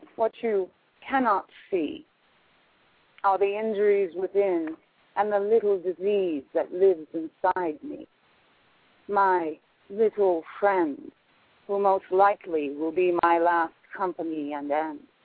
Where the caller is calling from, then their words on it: Albuquerque, New Mexico, United States; I'm calling from Albuquerque, New Mexico